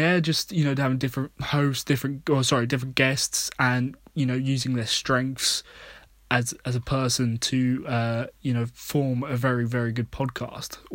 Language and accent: English; United Kingdom; being British